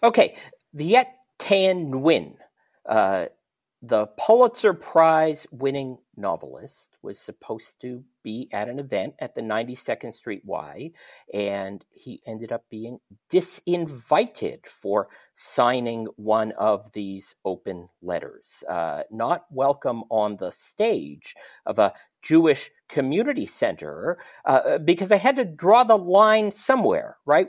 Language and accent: English; Toronto, Ontario, Canada; growing up in Toronto